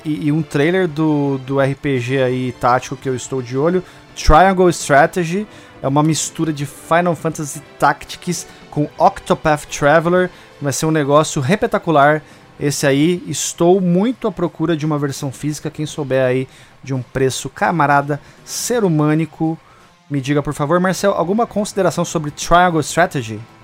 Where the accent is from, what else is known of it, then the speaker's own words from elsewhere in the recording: Brazil; a gente é brasileiro